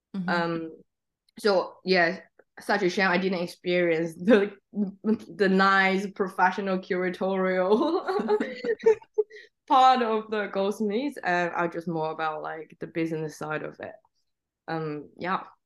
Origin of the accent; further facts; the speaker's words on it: Xiamen, Fujian, China; English is a second language; now in London, United Kingdom; the town I grew up is called Xiamen